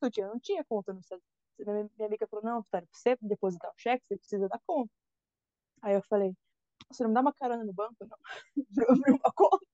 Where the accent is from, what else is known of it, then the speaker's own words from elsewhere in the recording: Brazil; moved away as an adult; also born or lived in Valinhos, São Paulo / Louisiana; now in United States; eu sou do Brasil